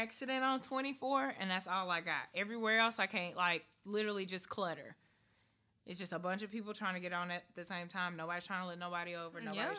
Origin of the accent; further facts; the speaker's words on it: Nashville, Tennessee, United States; I'm from here.